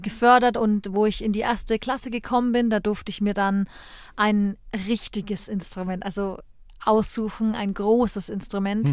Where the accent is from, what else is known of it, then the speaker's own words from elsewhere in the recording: Erlangen, Bavaria, Germany; also born or lived in Nuremberg; Ich bin ähm, gebürtige Erlangerin